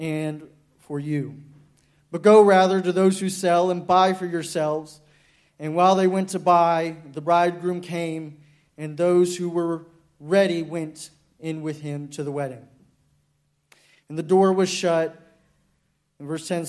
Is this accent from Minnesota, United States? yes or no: no; Dallas, Texas, United States; I'm from Dallas, Texas